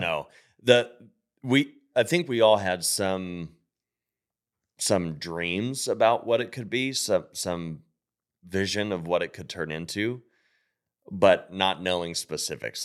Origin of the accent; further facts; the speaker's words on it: Pittsburgh, Pennsylvania, United States; moved away; I grew up in Pittsburgh.